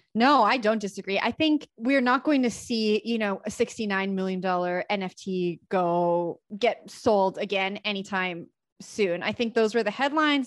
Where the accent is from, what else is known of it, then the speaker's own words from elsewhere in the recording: Canada; also born or lived in Toronto; So I'm from Canada. I live in Toronto